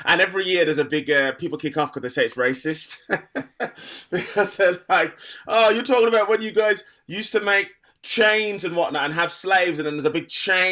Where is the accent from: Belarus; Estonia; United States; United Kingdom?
United Kingdom; Black Country, West Midlands; moved away; I'm definitely from the Black Country. And I don't know whether I would have been like that if I was still living there